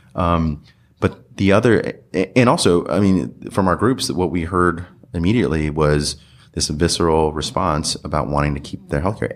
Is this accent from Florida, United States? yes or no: no; California, United States; I grew up in California